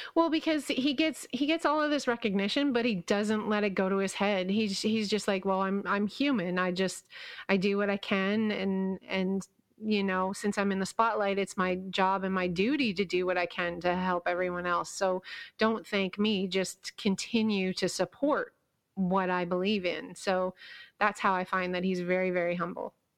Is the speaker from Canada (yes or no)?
yes; Kingston, Ontario, Canada; my hometown has this, well, not anymore, but it used to have this, um, little theme park. It wasn't anything like Six Flags or Disney or anything, but it was called Lake Ontario Park